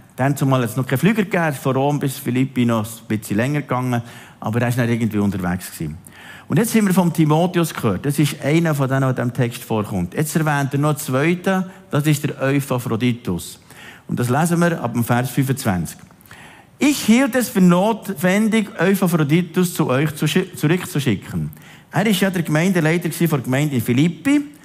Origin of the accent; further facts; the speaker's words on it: Switzerland; Zum Glück sind wir Schweizer